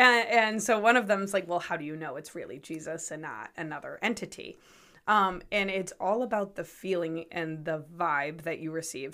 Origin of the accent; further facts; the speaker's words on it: North Kingstown, Rhode Island, United States; I was born and raised in North Kingstown, Rhode Island